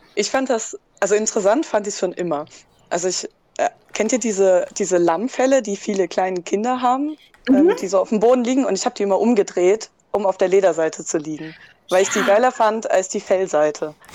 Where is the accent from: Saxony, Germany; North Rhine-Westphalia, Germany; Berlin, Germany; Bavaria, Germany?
Saxony, Germany; Dresden; ich bin aus Dresden und 20 Jahre alt